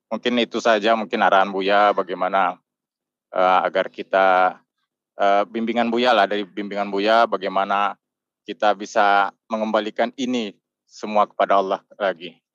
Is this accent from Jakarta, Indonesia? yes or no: no; Teluk Kuantan, Riau, Indonesia; saya dari Riau, uh, tepatnya di Teluk Kuantan.